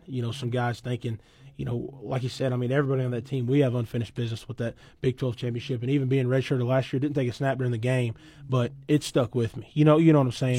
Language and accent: English; Weatherford, Oklahoma, United States; also born or lived in Thomas, Oklahoma; I've always lived out there, you know, right out here northwest of town of Weatherford, kinda in between Thomas and Weatherford